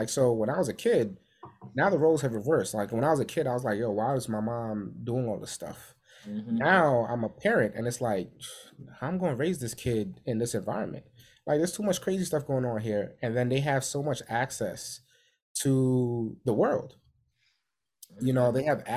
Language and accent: English; New York City, New York, United States; we grew up in New York City